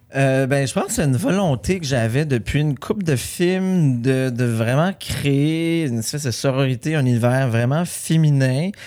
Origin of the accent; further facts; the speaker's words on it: Saint-Armand, Quebec, Canada; j'ai tourné plusieurs films sur la ferme familiale. C'était vraiment un retour aux sources.